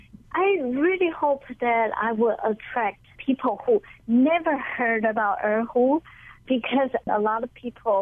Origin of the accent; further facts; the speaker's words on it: Taiwan; English is a second language; now in Honolulu, United States; I came from Taiwan, I speak English, but my English has accent.